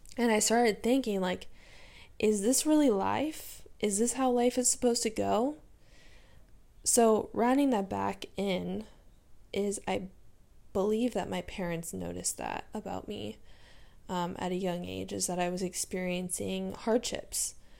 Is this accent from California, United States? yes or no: yes; San Diego, California, United States; I'm from San Diego, born and raised. I have been here all my life